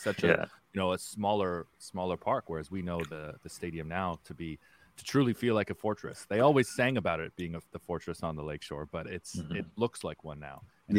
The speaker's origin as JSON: {"language": "English", "country": "Canada", "said": "I truly enjoy as a Canadian fan"}